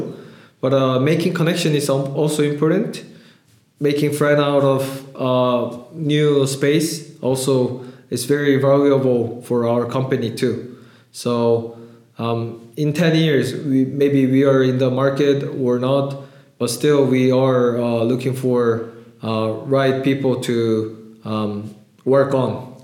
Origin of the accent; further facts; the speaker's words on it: Canada; also born or lived in Seoul, South Korea; I raised, I born in Seoul, but I raised in Canada